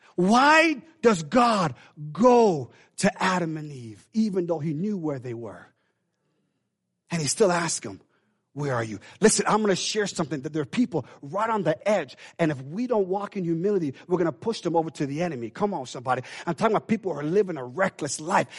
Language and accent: English; Jamaica; now in United States; we Jamaican in, in, in blood.